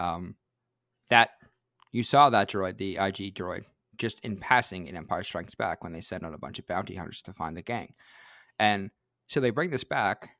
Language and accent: English; Canada; I'm Canadian